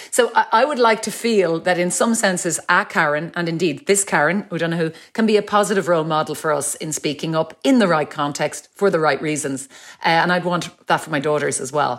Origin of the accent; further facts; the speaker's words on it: Ireland; as Irish people